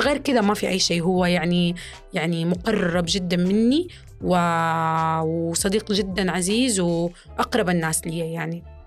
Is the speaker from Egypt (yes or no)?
no; Saudi Arabia; نحن كجمهور سعودي